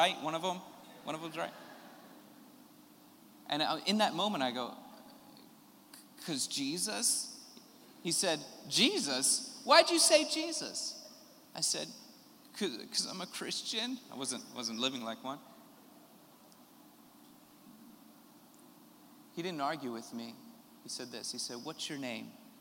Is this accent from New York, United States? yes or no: no; Philadelphia, Pennsylvania, United States; moved away; I'm from Philadelphia originally, which is a large city in America.